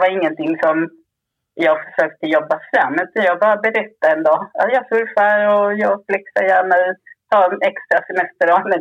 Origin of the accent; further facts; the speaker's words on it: Skåne, Sweden; Jag är uppväxt på Österlen ju